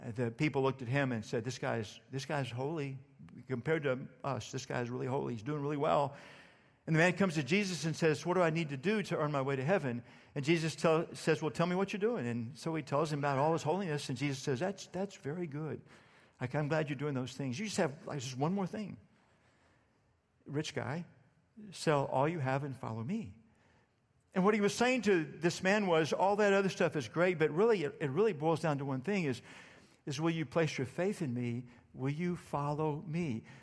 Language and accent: English; Starr County, Texas, United States; I grew up in Starr County, Texas, deep South Texas